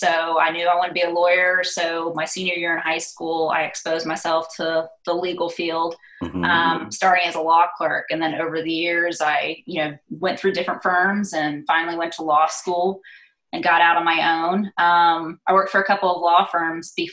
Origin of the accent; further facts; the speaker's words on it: Atlanta, Georgia, United States; I'm an only child born and raised in Atlanta.